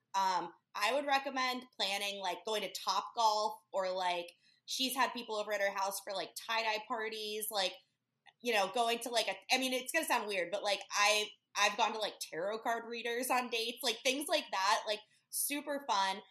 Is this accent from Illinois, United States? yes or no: yes; Chicago, Illinois, United States; moved away as an adult; also born or lived in Key West / Lake Tahoe; now in Hermosa Beach, United States; originally, I'm from Chicago, but I ended up here um, after the pandemic